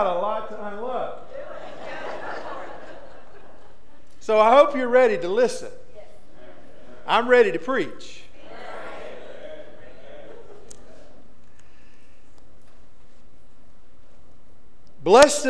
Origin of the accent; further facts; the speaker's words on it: Soperton, Georgia, United States; I grew up in Soperton